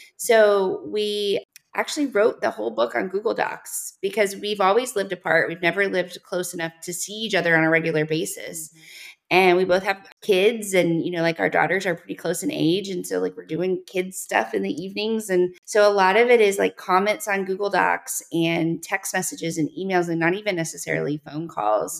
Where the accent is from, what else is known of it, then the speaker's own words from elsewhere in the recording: the South, United States; I'm from the South